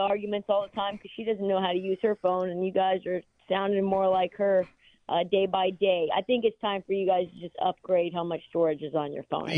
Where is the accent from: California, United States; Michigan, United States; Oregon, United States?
Oregon, United States; Portland; because I'm from Portland and I'm a Blazer fan